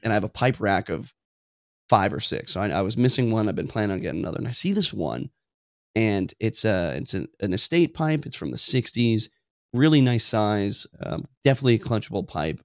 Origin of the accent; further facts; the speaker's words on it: Tacoma, Washington, United States; I'm from Tacoma. I work in a jo-, joint base, Lewis McCord, Fort Lewis